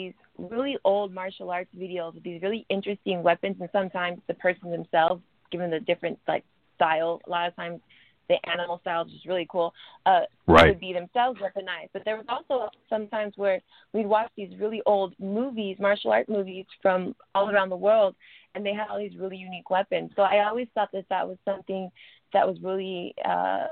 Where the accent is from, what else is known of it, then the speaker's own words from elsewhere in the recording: Sacramento, California, United States; moved away as an adult; also born or lived in San Francisco; now in Los Angeles, United States; I'm originally from Sacramento. So shout out to NorCal.